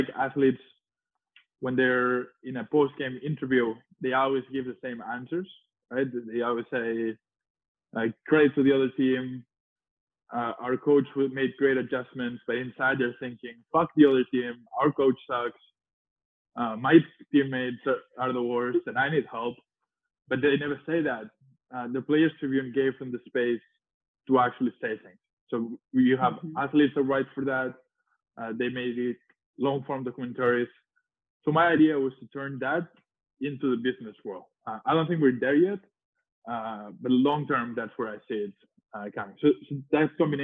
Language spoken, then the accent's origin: English; Spain; moved away as an adult; I was early 20s from Spain.